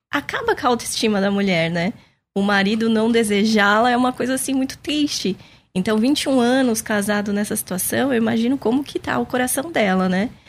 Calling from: São Paulo, Brazil; Olá, bom dia. Sou de São Paulo, estou assistindo o programa.

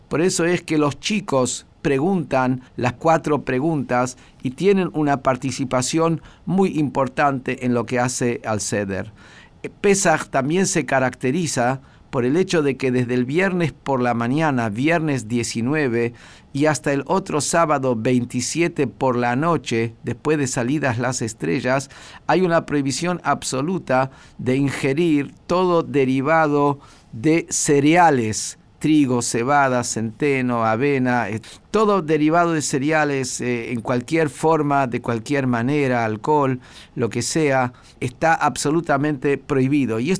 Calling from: Pilar, Buenos Aires Province, Argentina; de Pilar

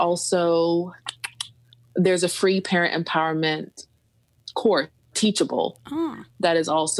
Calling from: Montenegro; I'm calling in from Montenegro. Yes, we are in the country, beautiful, beautiful country of Montenegro right now in Eastern Europe for the moment.

